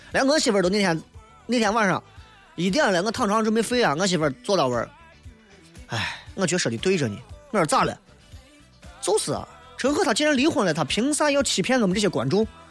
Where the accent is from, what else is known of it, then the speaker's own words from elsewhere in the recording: Xi'an, Shaanxi, China; 我是西安的，所以我就住在西安